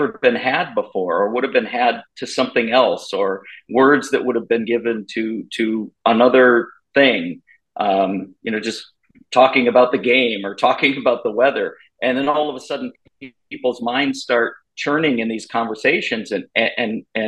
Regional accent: Minnesota, United States; I grew up in Minnesota, and my parents ran a homeless shelter in Minneapolis for many, many years.

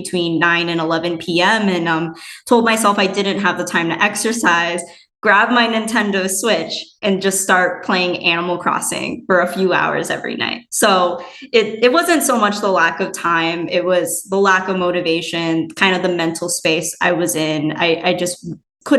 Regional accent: Minnesota, United States; moved away as an adult; also born or lived in Madison, Wisconsin / West Coast; I was born and raised in Minnesota

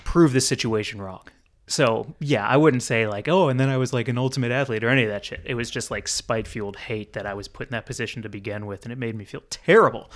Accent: United States; as an American

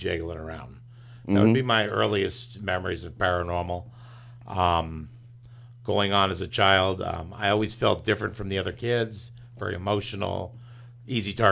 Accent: Daytona Beach, Florida, United States; moved away as an adult; we ended up moving back down here to Florida, which I grew up over in Daytona Beach

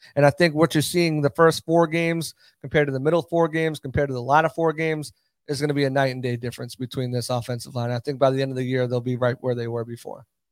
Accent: New England, United States; I'm from New England, so the Pats are the team I grew up

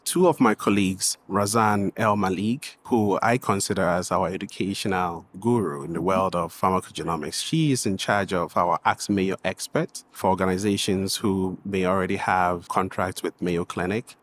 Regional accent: Ghana; moved away as an adult; also born or lived in Washington, D.C., United States; now in United States; I'm originally from Ghana, West Africa

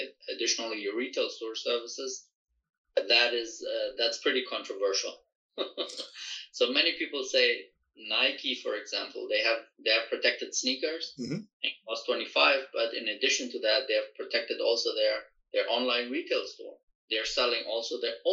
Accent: Germany; moved away; I grew up in Europe, so in Germany

